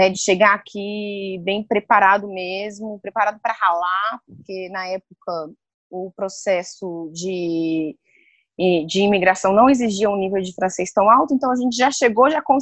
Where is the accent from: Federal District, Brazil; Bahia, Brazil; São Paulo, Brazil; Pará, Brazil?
Federal District, Brazil; Brasília; De Brasília. Sou de Brasília.